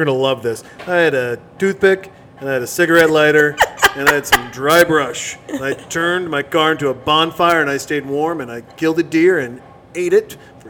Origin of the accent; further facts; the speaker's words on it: Montana, United States; You tell. I'm from Montana.